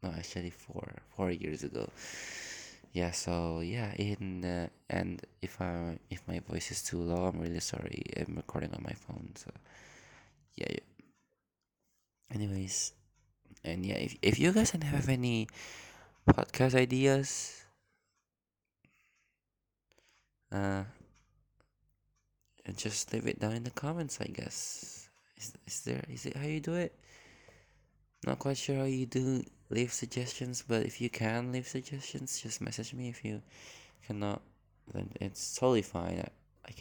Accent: Indonesia; English is a second language; I'm from Indonesia, so if I like mistake some mispronounce some few words and use different accents, I'm really sorry, because I don't have like one sticking accent

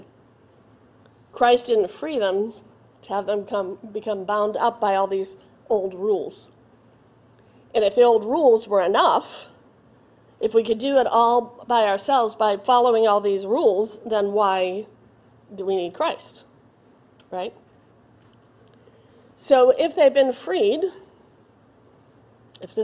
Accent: Boston, Massachusetts, United States; I grew up in Boston

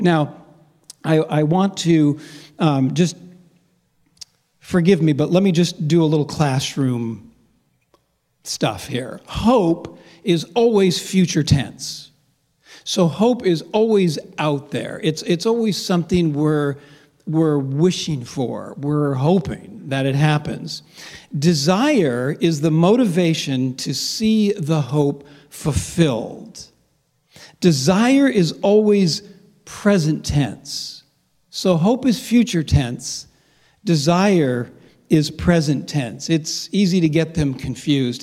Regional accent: Los Angeles, California, United States; moved away; I grew up in Los Angeles

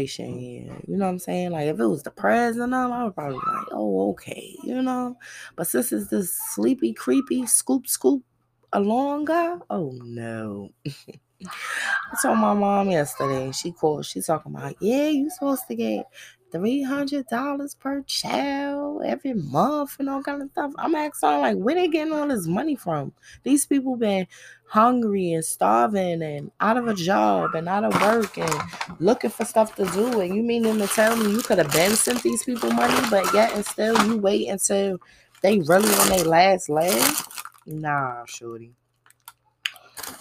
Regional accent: New York City, New York, United States; moved away; also born or lived in the South; it's Brooklyn, that's my hometown. And before I left to travel to the South

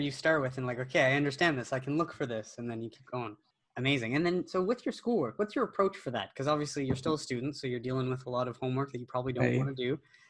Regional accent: Canada; well, and we're Canadian, right?

